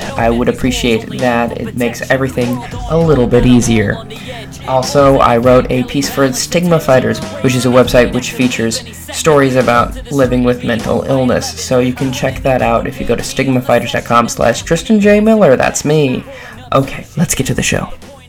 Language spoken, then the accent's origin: English; Rochester, Minnesota, United States; I'm from Rochester.